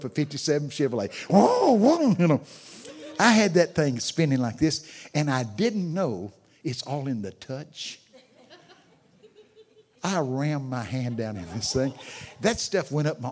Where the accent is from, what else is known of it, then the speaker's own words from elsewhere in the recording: Texas, United States; I'm from Texas